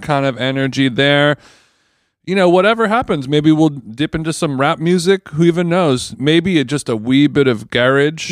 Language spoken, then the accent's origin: English; United States; I'm American